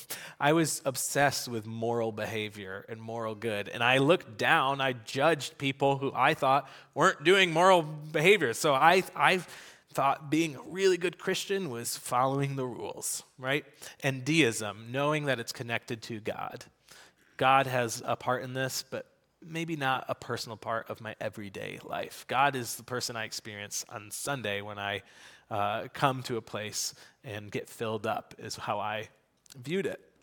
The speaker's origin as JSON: {"language": "English", "country": "United States", "tie": "born or raised there", "said": "I grew up in America going to, uh, to church"}